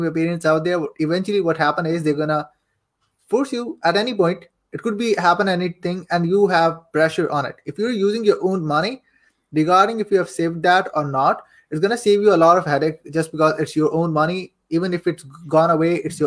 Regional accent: Saudi Arabia; I am born and raised in Saudi Arabia

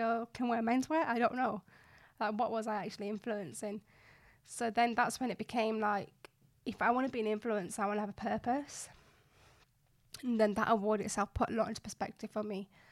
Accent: Bradford, Yorkshire and the Humber, United Kingdom; moved away as an adult; also born or lived in Nottingham; I, um, grew up in Bradford, West Yorkshire. So I'm a Bradfordian

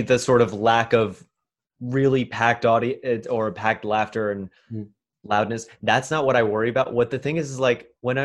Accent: New York City, New York, United States; also born or lived in Chicago; I was born and raised here in New York City, and then I went to college in Chicago

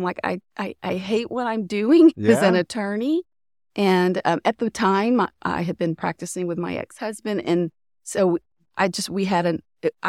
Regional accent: Tyler, Texas, United States; So I'm from the Tyler area in East Texas. So I went to Tyler Junior College for 1 year

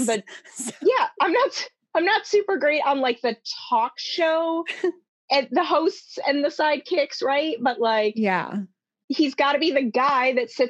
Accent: Midwest, United States; moved away as an adult; We're both from the Midwest

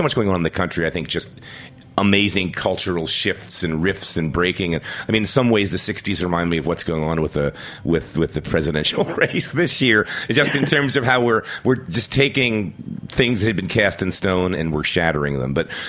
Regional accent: Philadelphia, Pennsylvania, United States; moved away as an adult; now in New York, United States; I grew up in Philadelphia, which is this crazy old Quaker town

